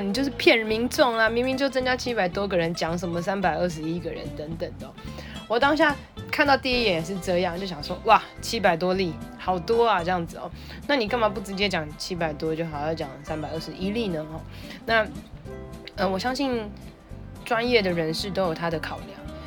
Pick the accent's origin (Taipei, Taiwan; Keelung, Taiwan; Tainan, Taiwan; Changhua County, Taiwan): Taipei, Taiwan; 虽然我是台北人，但是我会在全台湾很多不同的城市工作